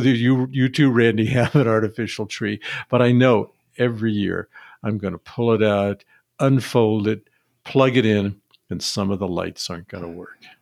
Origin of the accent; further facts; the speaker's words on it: Seattle, Washington, United States; I grew up in Seattle, where the likelihood of snow was pretty low